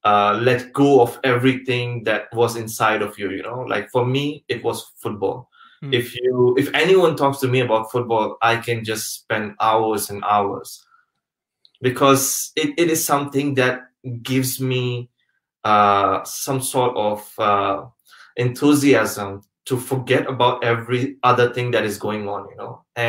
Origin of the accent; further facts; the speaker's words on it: Pakistan; moved away; also born or lived in Malaysia; Coming back to the question, like my background, I'm actually from Pakistan originally. But I've stayed most of my life traveling around the world because my father was working in oil and gas industry.